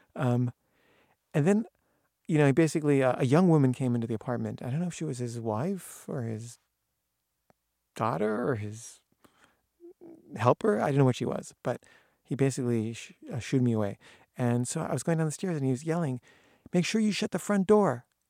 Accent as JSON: {"language": "English", "country": "United States", "also_born_or_lived": "Paris", "moved": "as an adult", "said": "I'm an American filmmaker"}